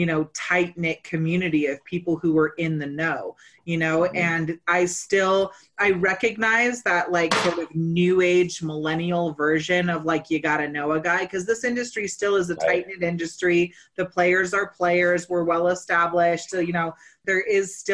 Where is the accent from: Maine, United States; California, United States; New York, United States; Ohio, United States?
California, United States; Northern; I was raised in Northern California